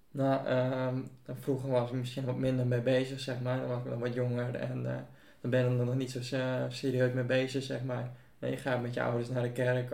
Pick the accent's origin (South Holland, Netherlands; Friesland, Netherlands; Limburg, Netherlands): Friesland, Netherlands; Buitenpost; heb mijn hele leven al in buitenpost gewoond